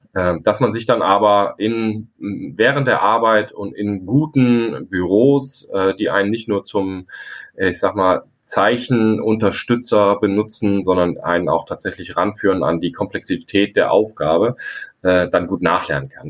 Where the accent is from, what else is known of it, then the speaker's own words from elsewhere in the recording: near Frankfurt, Hesse, Germany; now in Scharbeutz, Germany; Mitglied eines Pfadfinderstammes, ähm, wo ich quasi aufgewachsen bin in der Nähe von Frankfurt.